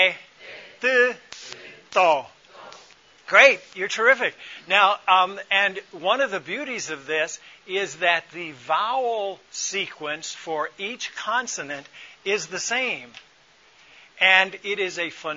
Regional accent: Atlanta, Georgia, United States; moved away as an adult; also born or lived in Ethiopia / Boyolali, Indonesia; the world I grew up in the Atlanta area

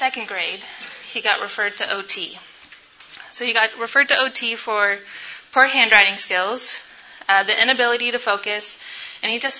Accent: Sacramento, California, United States; I am from Sacramento, California

